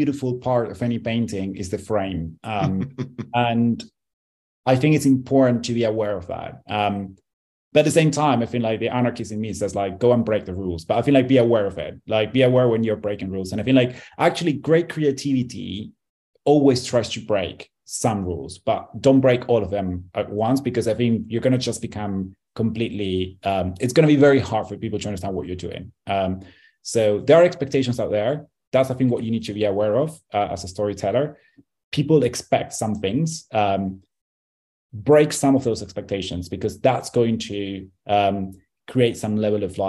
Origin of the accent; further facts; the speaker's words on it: Argentina; I'm from Argentina